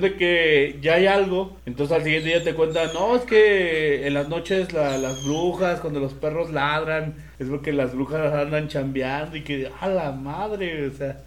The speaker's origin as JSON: {"language": "Spanish", "country": "Mexico", "said": "como mexicano tenemos muchas creencias"}